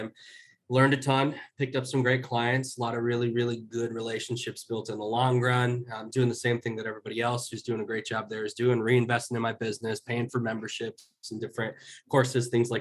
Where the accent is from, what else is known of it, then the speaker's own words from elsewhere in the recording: Chicago, Illinois, United States; moved away as an adult; move back where I grew up in Chicago